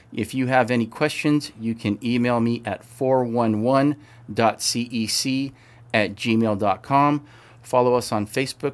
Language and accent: English; Maywood, California, United States; also born or lived in Bellflower, California; now in Whittier, United States; I was born in Kaiser Bellflower, where my kids were born, but I was raised in Maywood.